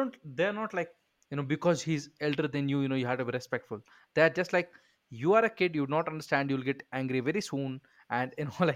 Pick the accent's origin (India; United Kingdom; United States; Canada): India; me being an Indian and, you know, coming from a very cultured